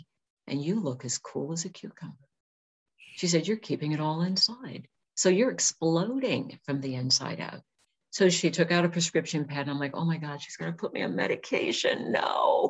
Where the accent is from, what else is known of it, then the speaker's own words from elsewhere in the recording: California, United States; moved away as an adult; also born or lived in Washington; I'm from California, and I wasn't used to the dark, rainy, cold.